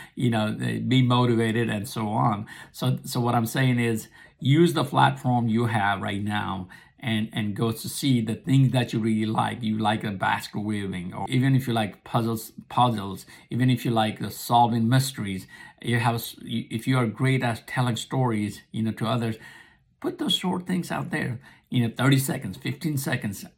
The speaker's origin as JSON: {"language": "English", "country": "Nepal", "tie": "born or raised there", "also_born_or_lived": "America", "second_language": "English", "moved": "yes", "lives_now": "United States", "said": "I was born and raised in Nepal."}